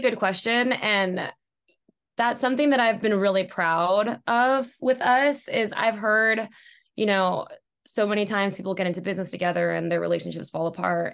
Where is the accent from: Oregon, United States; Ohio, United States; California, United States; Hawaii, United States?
Hawaii, United States; moved away as an adult; also born or lived in New York; now in Los Angeles, United States; I was born and raised in Hawaii